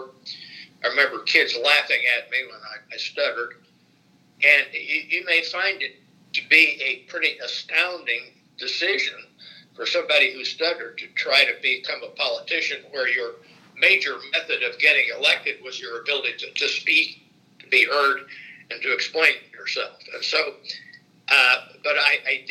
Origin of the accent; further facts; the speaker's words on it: Indianapolis, Indiana, United States; moved away as an adult; also born or lived in Pittsburgh, Pennsylvania; my hometown, Indianapolis